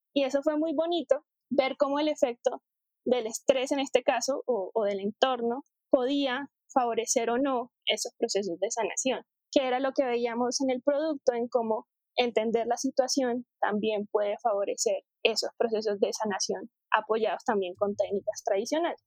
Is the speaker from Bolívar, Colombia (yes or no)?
yes; Cartagena, Bolívar, Colombia; moved away as an adult; also born or lived in Bogotá; yo soy de Cartagena, de la costa eh, norte de, Colombia.